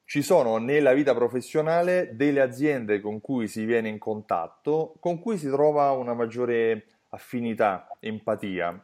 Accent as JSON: {"language": "Italian", "town": "Rome", "region": "Lazio", "country": "Italy", "accent": "Roman", "said": "col mio accento romano metto le doppie dappertutto"}